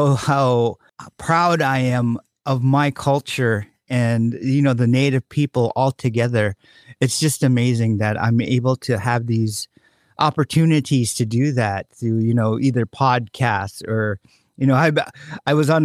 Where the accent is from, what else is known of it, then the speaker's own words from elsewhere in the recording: Bethel, Alaska, United States; my good friend, Delon Chavez, who we grew up together in Bethel